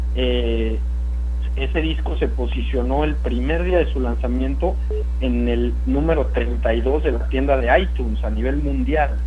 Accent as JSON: {"language": "Spanish", "region": "Sonora", "country": "Mexico", "tie": "born or raised there", "moved": "yes", "lives_now": "Mexico City, Mexico", "said": "Yo nací en Sonora, vivo en la Ciudad de México"}